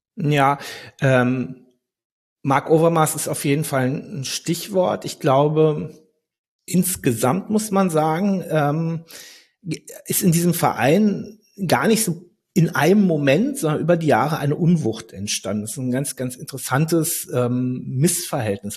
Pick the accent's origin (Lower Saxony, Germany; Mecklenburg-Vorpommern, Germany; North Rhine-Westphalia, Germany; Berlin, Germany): Berlin, Germany; Ich bin in Berlin aufgewachsen